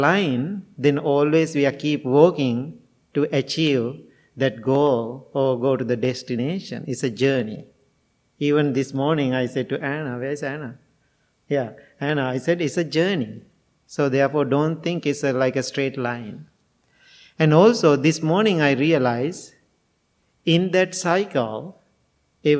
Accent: Sri Lanka; English is a second language; now in United States

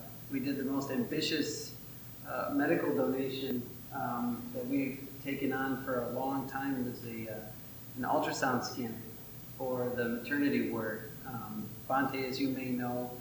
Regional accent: Detroit, Michigan, United States; moved away as an adult; now in Sri Lanka; Originally, I'm from Detroit

